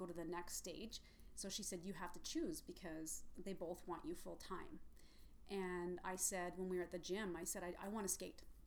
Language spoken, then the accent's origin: English; Red Deer, Alberta, Canada; I grew up in Red Deer.